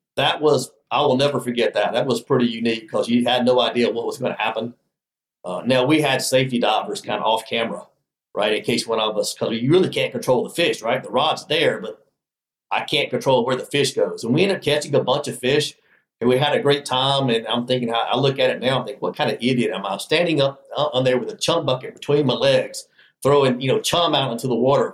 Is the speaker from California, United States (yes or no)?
no; Alabama, United States; I grew up in Alabama